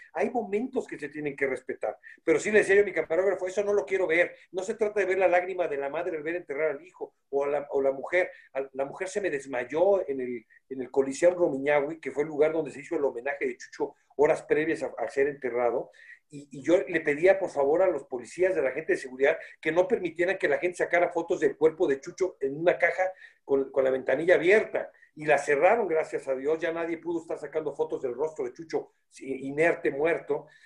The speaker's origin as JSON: {"language": "Spanish", "country": "Mexico", "said": "como mexicano"}